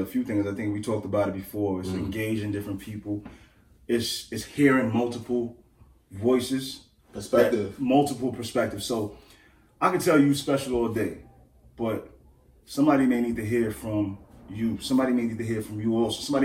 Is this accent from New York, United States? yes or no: yes; New York City, New York, United States; I come from Crown Heights